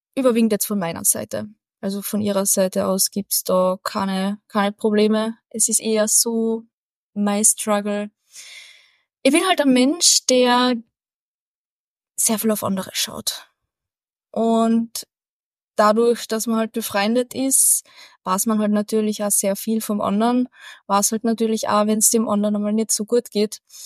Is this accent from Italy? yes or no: no; Carinthia, Austria; Als Kärntner